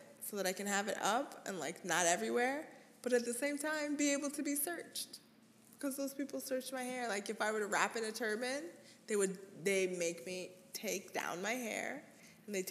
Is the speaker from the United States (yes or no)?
no; Canada; growing up in Canada